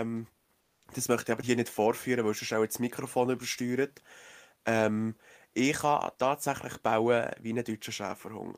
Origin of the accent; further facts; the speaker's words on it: Switzerland; hier bei uns in der Schweiz